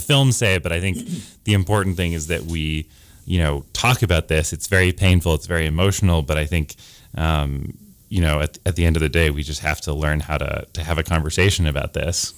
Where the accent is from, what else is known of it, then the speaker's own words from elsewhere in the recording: Providence, Rhode Island, United States; I'm from Providence, Rhode Island